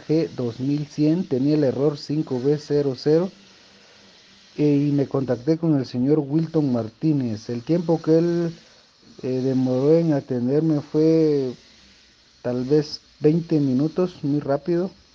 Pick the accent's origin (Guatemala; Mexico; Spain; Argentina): Guatemala; soy de Guatemala